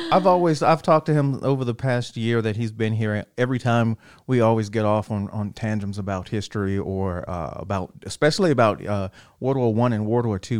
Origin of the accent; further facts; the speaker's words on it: Killeen, Texas, United States; I'm from Killeen, and my dad was in 2nd Armored Division